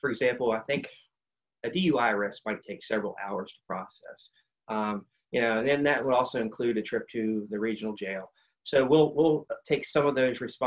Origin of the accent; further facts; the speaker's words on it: West Virginia, United States; I'm a West Virginian.